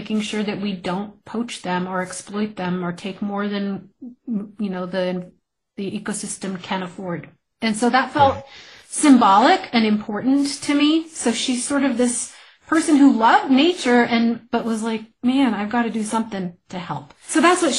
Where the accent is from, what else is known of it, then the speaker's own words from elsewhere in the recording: New Mexico, United States; my home state